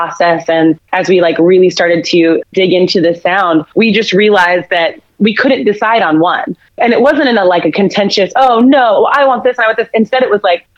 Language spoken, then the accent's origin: English; Phoenix, Arizona, United States; moved away as an adult; now in Kansas City, United States; I've been in Kansas City for about 8 years, but I am originally from Phoenix, Arizona